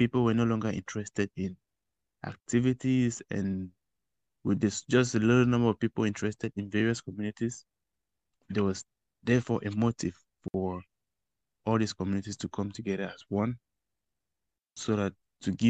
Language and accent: English; Cameroon; moved away as an adult; now in Wuhan, China; I'm from Cameroon, residing in Wuhan.